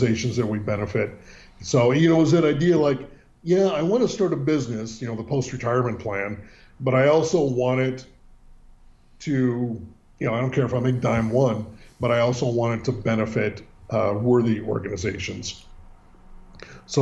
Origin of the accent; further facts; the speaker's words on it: Northern California, United States; also born or lived in San Francisco, California / Sebastopol, California; Born and raised in Northern California, which is much different than Southern California and San Diego. But born in the city.